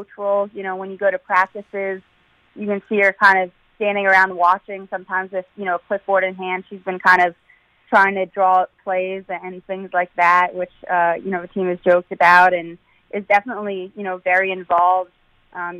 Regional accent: Maryland, United States; born or raised there; moved away as an adult; now in Connecticut, United States

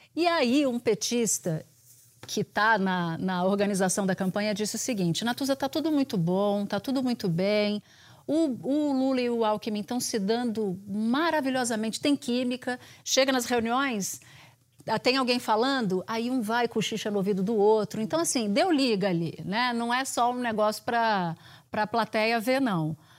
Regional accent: Pernambuco, Brazil; eu cresci em Pernambuco.

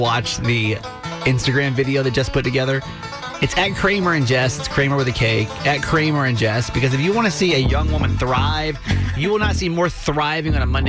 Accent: Georgia, United States; I'm from Georgia. So being around a bunch of cows, not atypical for me

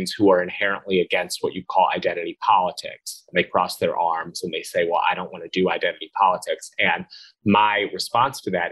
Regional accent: Philadelphia suburbs, Pennsylvania, United States; moved away as an adult; also born or lived in Washington, D.C. / Brooklyn, New York; I grew up in Philadelphia suburbs, went to Georgetown, very sort of blue environment, lived in Brooklyn

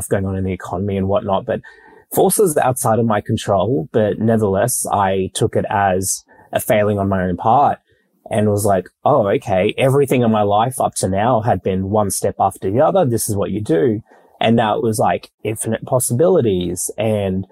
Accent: Brisbane, Queensland, Australia; moved away as an adult; also born or lived in Tonga / Sydney; now in Melbourne, Australia; I live in Melbourne now, but I grew up in Brisbane.

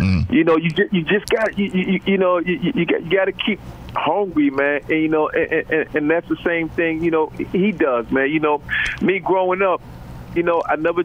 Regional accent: New York City, New York, United States; growing up in Brooklyn and growing up in New York

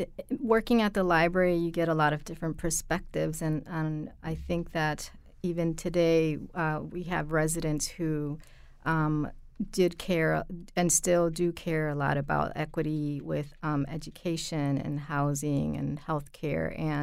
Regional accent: Hartford, Connecticut, United States; That was huge growing up in Hartford on Park Street as well.

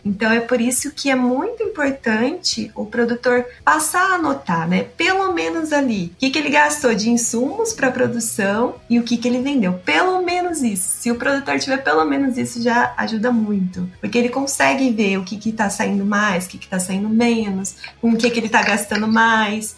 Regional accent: Tupã, São Paulo, Brazil; lá na minha cidade natal, né, planta-se muito amendoim. Lá é a terra do amendoim

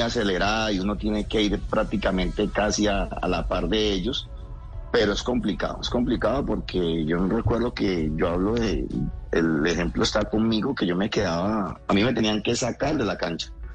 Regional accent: Colombia; nosotros como colombianos

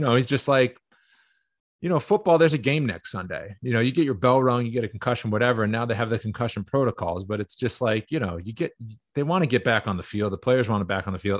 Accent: Cape Cod, Massachusetts, United States; I'm from Cape Cod. Cape Cod guy, you know, it was Boston versus New York, everything

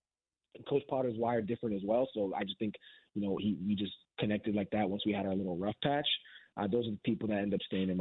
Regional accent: Canada; being a Canadian

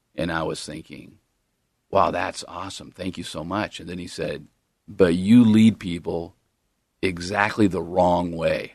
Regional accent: Long Beach, California, United States; moved away; Long Beach, California

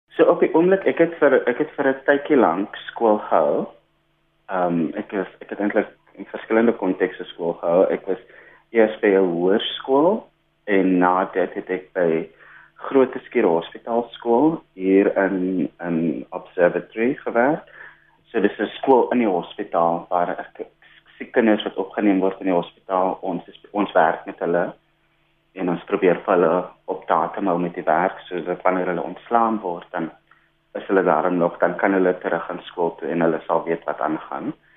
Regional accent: Atlantis, Western Cape, South Africa; also born or lived in Stellenbosch; Ek is oorspronklik van Atlantis. Ek het 'n paar jaar primêr skool gegaan en met my hoërskoolloopbaan afgesluit by Atlantis Senior Sekondêre Skool

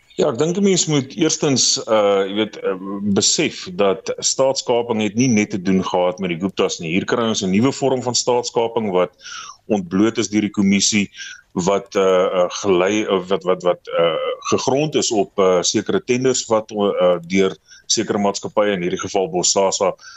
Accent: South Africa

